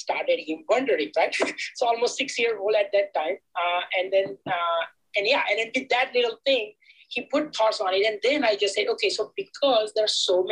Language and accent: English; Gujarat, India; moved away as an adult; now in United States; I'm from Gujarat originally, back in India